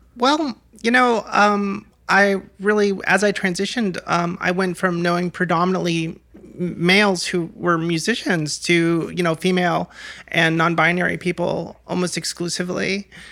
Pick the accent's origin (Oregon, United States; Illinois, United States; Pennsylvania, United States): Oregon, United States; Portland; moved away as an adult; also born or lived in Los Angeles / Gresham; Portland, Oregon is, is my hometown